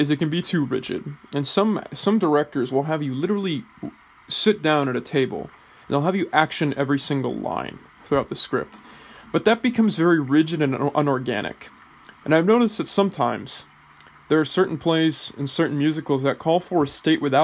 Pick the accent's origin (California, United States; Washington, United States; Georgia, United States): California, United States; Bay Area; moved away as an adult; also born or lived in England; I finished growing up in England, not in the Bay Area.